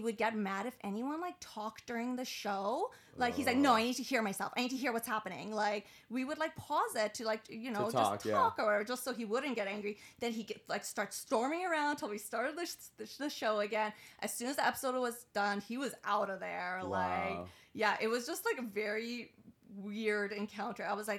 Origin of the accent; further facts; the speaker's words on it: Iran; I've got like a real foreign family. Like I immigrated from Iran, so like just growing up, like I don't think I was even allowed to date.